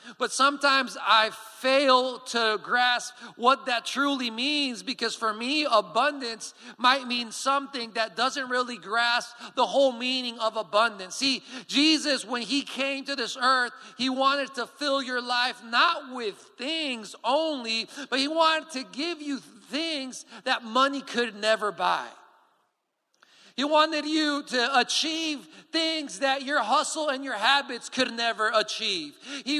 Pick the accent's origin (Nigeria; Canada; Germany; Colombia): Colombia; English is a second language; And if you don't know me yet, I am from Colombia, and so hence the accent is a little bit weird. I am the son of my parents who are missionaries in Colombia.